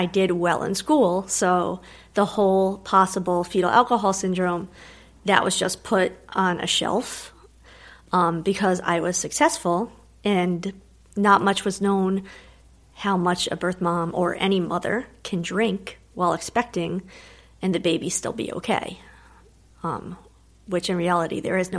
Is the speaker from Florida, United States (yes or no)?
no; New Jersey, United States; I was born in New Jersey